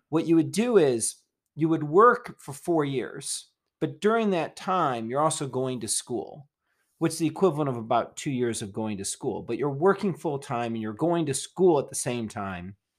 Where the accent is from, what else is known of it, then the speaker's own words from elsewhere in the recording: Detroit, Michigan, United States; moved away; I came from Detroit